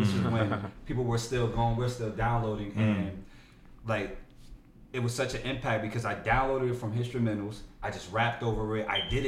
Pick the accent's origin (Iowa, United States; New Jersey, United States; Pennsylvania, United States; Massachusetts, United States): New Jersey, United States; Newark; They don't think I'm from Newark.